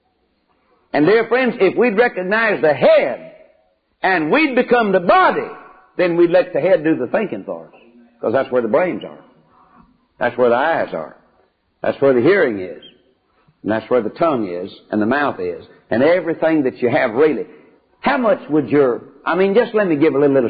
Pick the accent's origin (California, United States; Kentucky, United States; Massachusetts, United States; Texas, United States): Texas, United States; Dawson; my hometown of Dawson, Texas, over on the other side of Corsicana